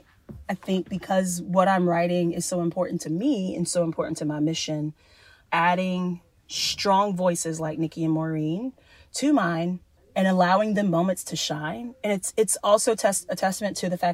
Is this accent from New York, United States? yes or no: no; Columbia, South Carolina, United States; moved away; also born or lived in Georgia; my hometown in Columbia, South Carolina.